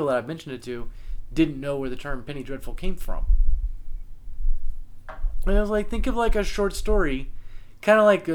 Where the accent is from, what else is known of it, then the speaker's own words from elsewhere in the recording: the South, United States; growing up in the South